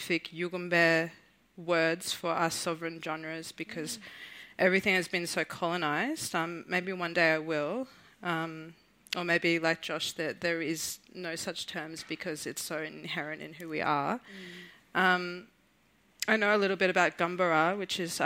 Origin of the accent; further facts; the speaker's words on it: Southeast Queensland, Australia; I'm Mununjali from Southeast Queensland